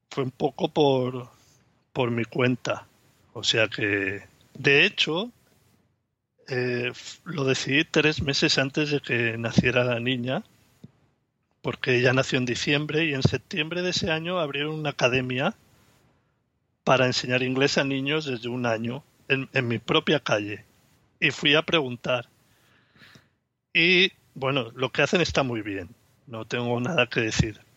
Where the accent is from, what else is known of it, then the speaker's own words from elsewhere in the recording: Barcelona, Catalonia, Spain; soy de Barcelona y tengo una niña de cuatro años y medio.